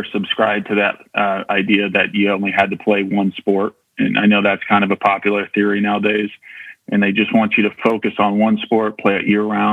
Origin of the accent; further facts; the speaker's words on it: Loma Rica, California, United States; I grew up out in Loma Rica, which is just outside of Marysville